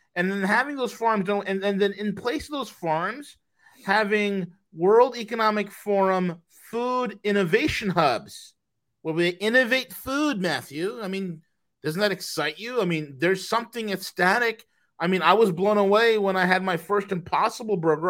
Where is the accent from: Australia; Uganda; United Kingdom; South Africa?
Australia; being Australian